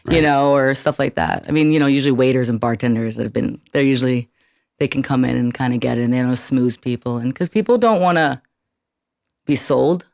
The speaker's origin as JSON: {"language": "English", "town": "New York City", "region": "New York", "country": "United States", "tie": "born or raised there", "also_born_or_lived": "Arizona", "moved": "as an adult", "said": "I grew up in Brooklyn, New York"}